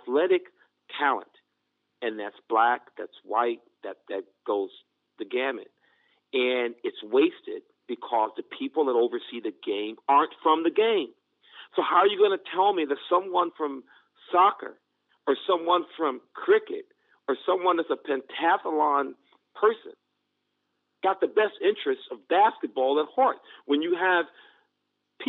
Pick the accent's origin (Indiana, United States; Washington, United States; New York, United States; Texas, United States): New York, United States; moved away as an adult; now in United Kingdom; I'm from New York, so I've been here for 3 years now.